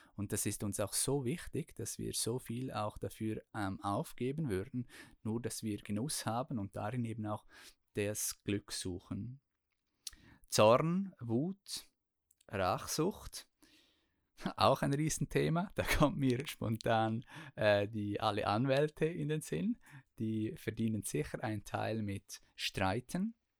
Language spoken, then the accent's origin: German; Chur, Graubünden, Switzerland; ich bin ja in Kur aufgewachsen